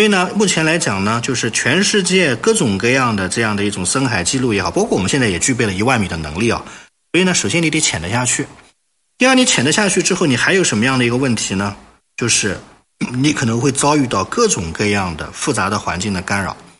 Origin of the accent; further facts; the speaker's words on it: China; 目前由我们中国人呢进行创造